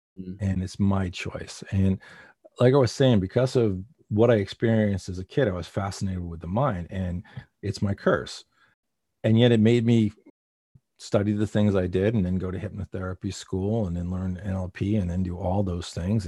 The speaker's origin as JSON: {"language": "English", "region": "East Coast", "country": "United States", "said": "I come from the East Coast and I have a certain way of talking"}